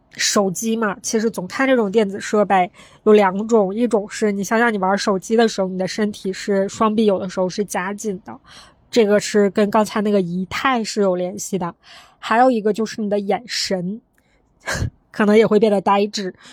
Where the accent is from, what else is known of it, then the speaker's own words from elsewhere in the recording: Northeast China, China; accent: Northeastern (Dongbei); 用我们东北话说讲究他